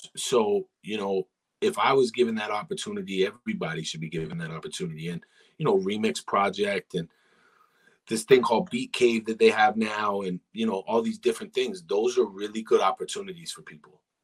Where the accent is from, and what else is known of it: Ajax, Ontario, Canada